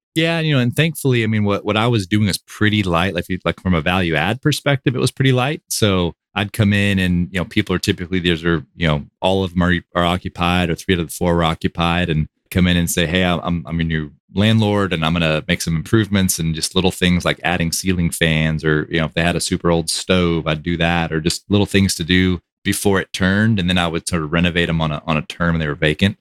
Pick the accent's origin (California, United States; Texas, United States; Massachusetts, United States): Texas, United States; Austin; born and raised in Austin